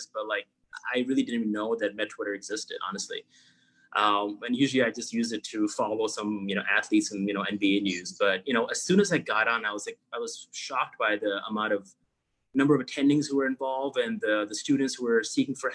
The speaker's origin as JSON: {"language": "English", "country": "Pakistan", "tie": "born or raised there", "also_born_or_lived": "New York / Florida / Chicago", "moved": "as an adult", "lives_now": "United States", "said": "I grew up in Pakistan. I was 18 when I moved, went to undergrad in New York."}